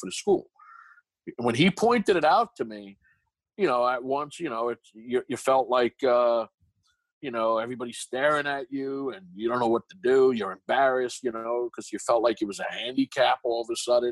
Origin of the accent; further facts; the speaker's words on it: New York City, New York, United States; accent: Brooklyn; moved away as an adult; now in Los Angeles, United States; I'm from New York, born and raised in Brooklyn. So I got this heavy Brooklyn accent with a lisp